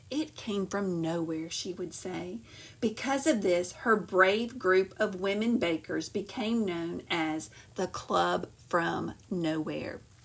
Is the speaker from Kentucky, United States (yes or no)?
no; Montgomery, Alabama, United States; I grew up in Montgomery and the civil rights boycott happened right there where I grew up.